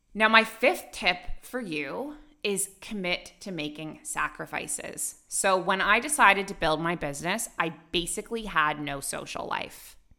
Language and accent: English; Canada; moved away as an adult; also born or lived in Dubai, United Arab Emirates / Abu Dhabi, United Arab Emirates; now in Bali, Indonesia